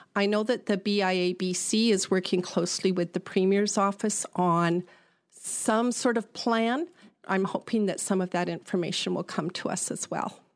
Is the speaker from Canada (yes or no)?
yes; Prince George, British Columbia, Canada; also born or lived in Delta / Vancouver; now in Parksville, Canada; I grew up in Prince George